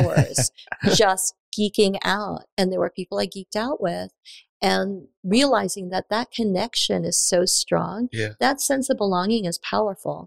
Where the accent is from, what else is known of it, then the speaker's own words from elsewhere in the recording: New York City, New York, United States; moved away as an adult; also born or lived in Japan / Taiwan / Dallas; now in Tulsa, United States; I spent all of my youth and I grew up in Queens, and I'm a Queens girl